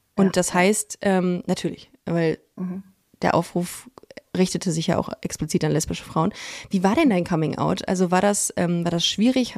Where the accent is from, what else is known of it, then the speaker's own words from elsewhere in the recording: Düsseldorf, North Rhine-Westphalia, Germany; ich bin im Kaiserswerther Krankenhaus ah, geboren